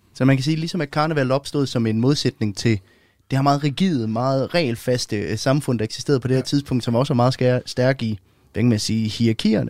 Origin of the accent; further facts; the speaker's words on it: Denmark; vi har hjemme i Danmark